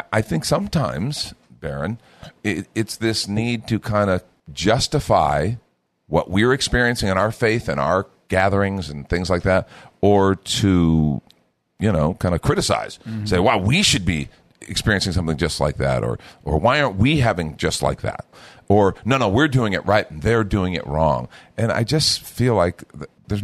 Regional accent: United States; also born or lived in Texas; I'm an American

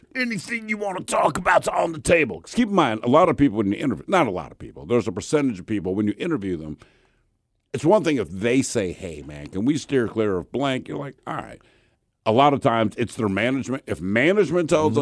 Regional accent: Baltimore, Maryland, United States; I'm from Baltimore

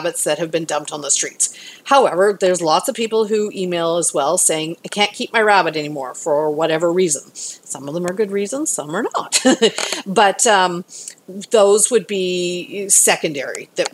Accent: Canada; now in Houston, United States; I'm from Canada originally

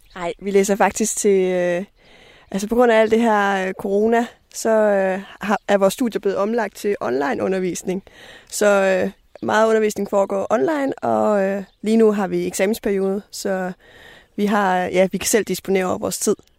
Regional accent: West Coast, Southern Denmark, Denmark; now in Copenhagen, Denmark; vi kommer begge to fra Vestkysten, øh, Esbjerg og Varde, og jeg bor i København

